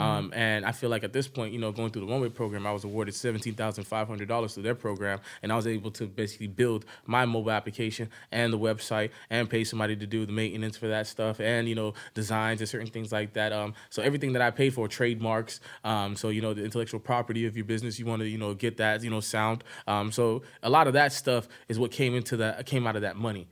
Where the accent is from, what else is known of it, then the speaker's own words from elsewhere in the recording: Broward County, Florida, United States; I really grew up in Broward County